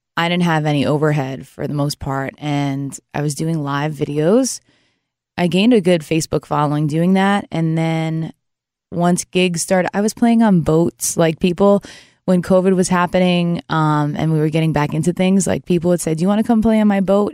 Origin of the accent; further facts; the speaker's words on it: New York, United States; moved away; also born or lived in New Jersey / Nashville, Tennessee / Louisiana; I grew up in New York originally, and then I became a Jersey girl